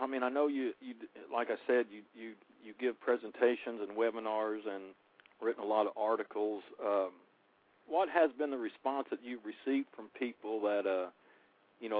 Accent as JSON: {"language": "English", "region": "Oklahoma", "country": "United States", "tie": "born or raised there", "moved": "yes", "said": "joining us from my home state of Oklahoma"}